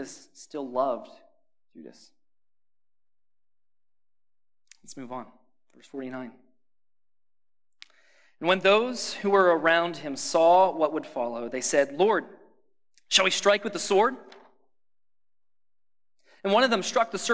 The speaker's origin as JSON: {"language": "English", "region": "Pennsylvania", "country": "United States", "tie": "born or raised there", "moved": "as an adult", "lives_now": "Ohio, United States", "said": "I grew up in Pennsylvania"}